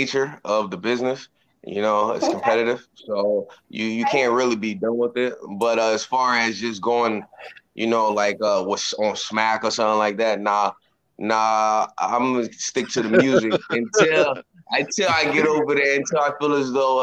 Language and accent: English; Philadelphia, Pennsylvania, United States; moved away; I'm originally from Philadelphia